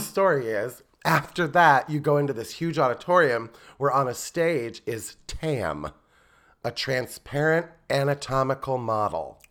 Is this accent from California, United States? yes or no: no; Fort Wayne, Indiana, United States; growing up in Fort Wayne